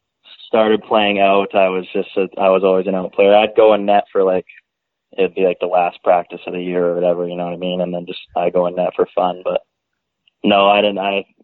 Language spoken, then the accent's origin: English; Langley, British Columbia, Canada; I'm from Langley, BC.